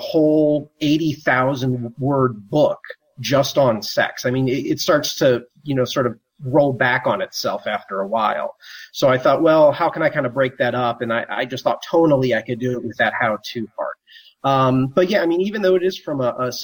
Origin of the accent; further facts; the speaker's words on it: St. Louis, Missouri, United States; I'm from the Midwest originally, from St. Louis, Missouri